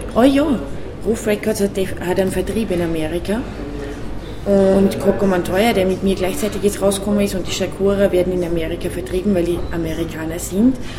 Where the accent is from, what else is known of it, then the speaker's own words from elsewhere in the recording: Upper Austria, Austria; accent: Upper Austrian; ich komme aus Oberösterreich und diesen Dialekt zu singen